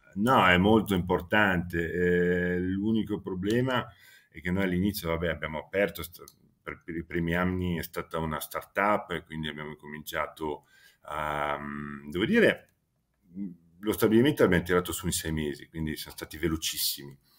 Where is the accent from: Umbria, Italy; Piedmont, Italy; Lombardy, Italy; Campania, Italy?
Lombardy, Italy; Milan; la sera preferisco tornarmene a casa a Milano perché sono sempre cresciuto lì sin da piccolo